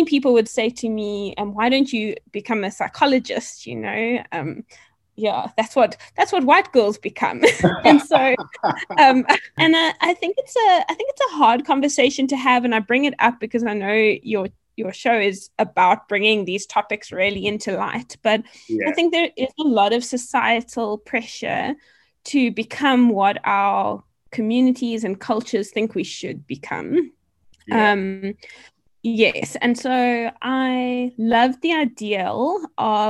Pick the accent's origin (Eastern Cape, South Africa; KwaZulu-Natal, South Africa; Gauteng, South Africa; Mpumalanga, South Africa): Eastern Cape, South Africa; Port Elizabeth; moved away as an adult; also born or lived in Stellenbosch; now in Johannesburg, South Africa; I'm originally from the Eastern Cape, a small coastal town called Port Elizabeth, and I grew up there with my family